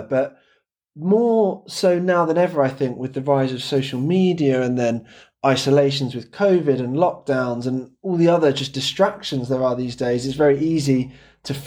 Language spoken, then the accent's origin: English; England, United Kingdom; I'm English, so I'll speak the Queen's English